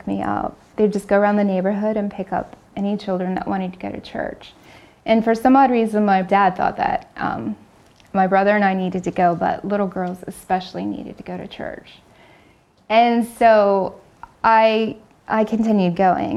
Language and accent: English; Kansas, United States; moved away as an adult; now in Pennsylvania, United States; I'm originally from Kansas and been in the Pennsylvania area for 16 years now.